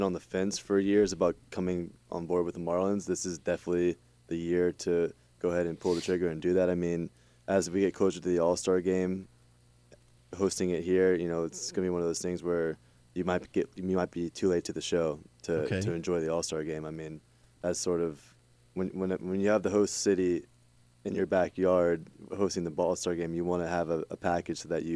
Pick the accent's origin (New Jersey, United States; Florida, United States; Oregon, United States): Florida, United States; Tallahassee; moved away; I grew up in Tallahassee